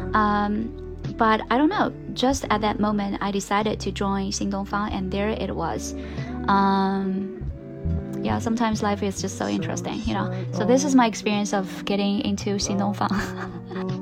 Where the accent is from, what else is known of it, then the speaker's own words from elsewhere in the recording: China; English is a second language; for a lot of Chinese learners